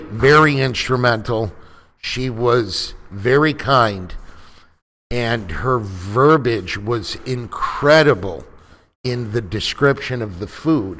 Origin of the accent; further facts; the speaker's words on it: Chicago, Illinois, United States; moved away as an adult; now in Houston, United States; I'm from Chicago. I've been down here in Houston about two years